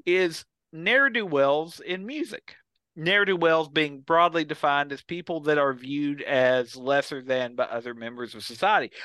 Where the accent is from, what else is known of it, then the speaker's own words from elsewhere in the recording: Kentucky, United States; we grew up in Kentucky, all three